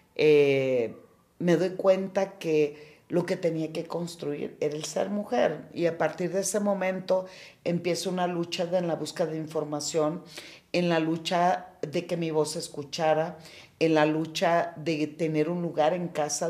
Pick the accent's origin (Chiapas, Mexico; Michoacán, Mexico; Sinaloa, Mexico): Sinaloa, Mexico; Culiacán; Yo soy de Culiacán, bien culichi, en un seno de una familia de ocho mujeres y un hombre